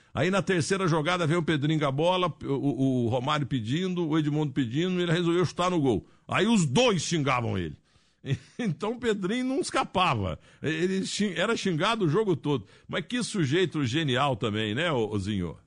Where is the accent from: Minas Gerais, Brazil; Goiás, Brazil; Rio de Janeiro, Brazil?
Minas Gerais, Brazil; Muzambinho; eu tô há 50 anos falando bem da minha terra